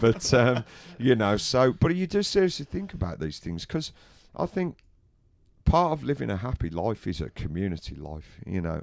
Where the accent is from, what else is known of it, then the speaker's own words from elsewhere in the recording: England, United Kingdom; I'm English, I'm British